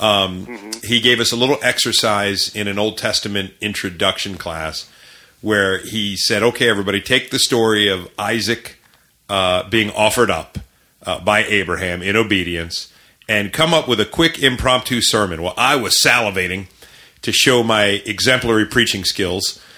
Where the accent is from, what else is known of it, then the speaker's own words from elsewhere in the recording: Parkville, Maryland, United States; I grew up in Parkville, which is very close to that area.